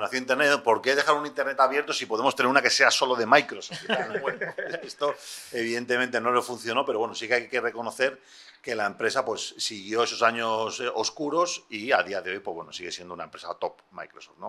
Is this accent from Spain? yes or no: yes; Spain; En España somos muy de Juan Palomo